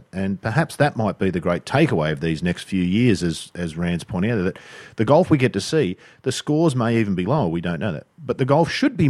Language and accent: English; Sydney, New South Wales, Australia; I grew up in Sydney